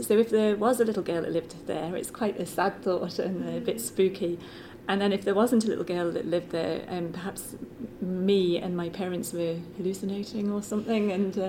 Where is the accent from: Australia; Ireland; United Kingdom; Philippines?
United Kingdom; Liverpool, North West England; I grew up in Liverpool, and when I was a very young child, my mum and dad moved to an old house in Liverpool.